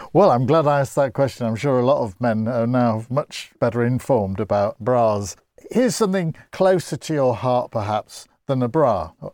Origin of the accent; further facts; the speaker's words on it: Grimsby, Yorkshire and the Humber, United Kingdom; I come from Grimsby